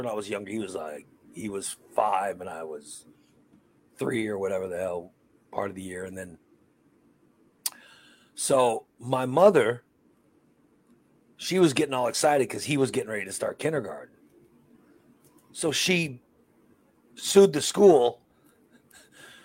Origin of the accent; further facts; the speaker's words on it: Chicago and Gillespie, Illinois, United States; first language Spanish; English is a second language; We moved from Chicago to Gillespie. Okay. So no one spoke Spanish in Gillespie. I mean, nobody. In Chicago, everybody spoke Spanish